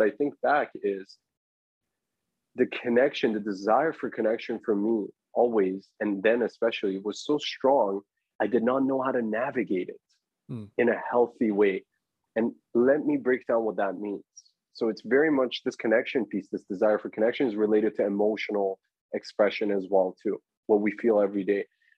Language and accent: English; Toronto, Ontario, Canada; I haven't booked my accommodation. I'm from Toronto.